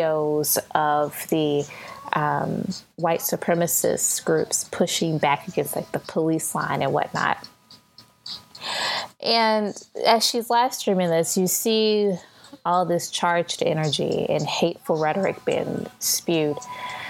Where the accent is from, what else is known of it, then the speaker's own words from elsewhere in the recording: St. Louis, Missouri, United States; Now, I'm from St. Louis. I live in St. Louis